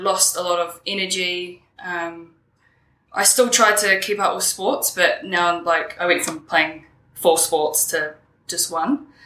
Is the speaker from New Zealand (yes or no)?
yes; Wellington, New Zealand; I grew up on the Kapiti coast with my mother and one of my brothers.